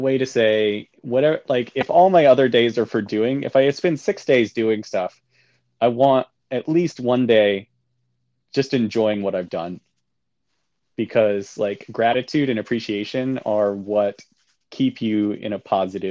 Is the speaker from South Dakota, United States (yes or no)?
no; Georgia, United States; moved away as an adult; also born or lived in North Carolina / New Jersey; She grew up in Kentucky and I grew up in Georgia.